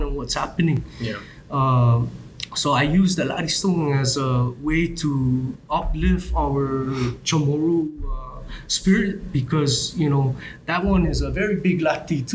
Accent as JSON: {"language": "English", "country": "Guam", "tie": "born or raised there", "said": "I grew up in Adelup, and you know, that area means a lot to me"}